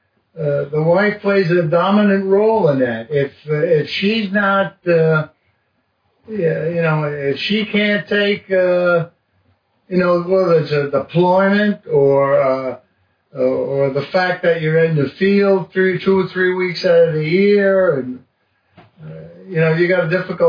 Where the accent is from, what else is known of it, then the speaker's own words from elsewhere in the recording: New York City, New York, United States; moved away as an adult; I had background growing up in New York City